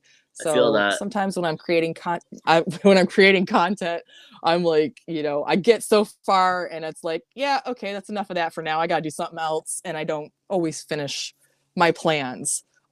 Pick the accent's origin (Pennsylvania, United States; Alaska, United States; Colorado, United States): Colorado, United States; I've been a poor white girl most of my life. I was raised in Colorado. We moved around a lot